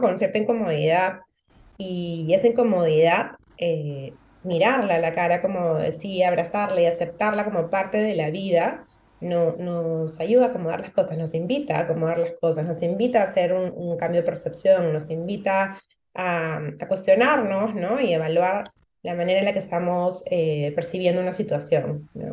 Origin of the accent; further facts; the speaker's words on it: Peru; now in Gran Canaria, Spain; soy peruana, nací en Perú y actualmente vivo en Gran Canaria